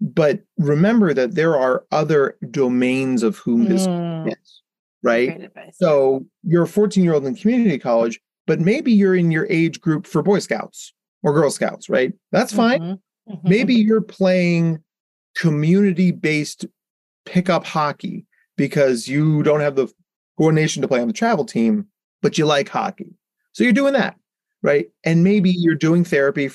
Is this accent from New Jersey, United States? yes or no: yes; Jersey Shore, New Jersey, United States; I grew up on the Jersey Shore